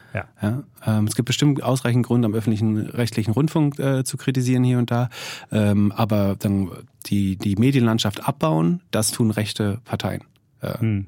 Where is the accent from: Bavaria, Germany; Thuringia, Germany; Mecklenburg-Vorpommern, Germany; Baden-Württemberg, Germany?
Mecklenburg-Vorpommern, Germany; Greifswald; in Greifswald nutzt die absolute Mehrzahl der Bürger, also da, wo ich herkomme, ja, Fernwärme